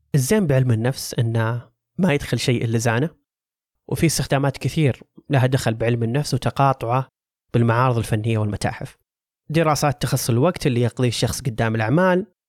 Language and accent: Arabic; Saudi Arabia; عندنا كسعوديين